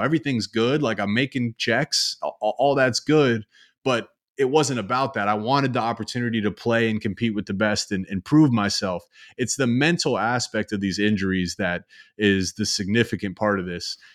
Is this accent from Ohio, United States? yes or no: yes; Columbus, Ohio, United States; I grew up in Columbus